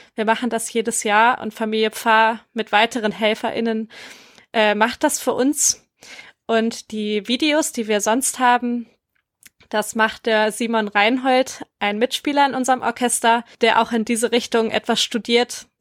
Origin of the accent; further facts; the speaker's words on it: Empelde, Lower Saxony, Germany; moved away as an adult; now in Wuppertal, Germany; Ich komme ursprünglich aus Empelde bei Hannover und bin seit fünf Jahren in Wuppertal